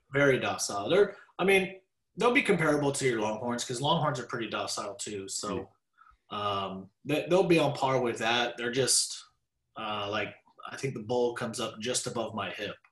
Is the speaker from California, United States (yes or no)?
no; Dallas, Texas, United States; I was raised in Dallas